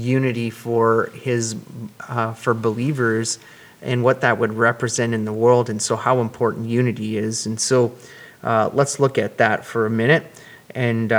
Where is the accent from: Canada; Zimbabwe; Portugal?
Canada; Cambridge, Ontario; when I was a young lad growing up in Cambridge, Ontario